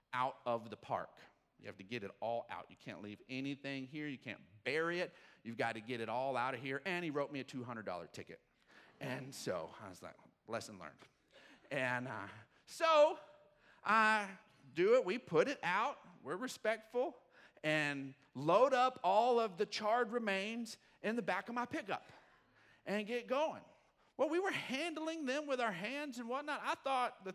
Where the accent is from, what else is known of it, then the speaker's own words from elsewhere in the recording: Odessa, Texas, United States; I grew up in Odessa, Texas